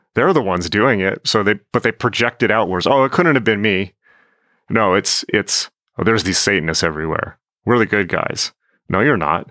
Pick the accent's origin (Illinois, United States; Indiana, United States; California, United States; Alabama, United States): California, United States; San Diego; I grew up in San Diego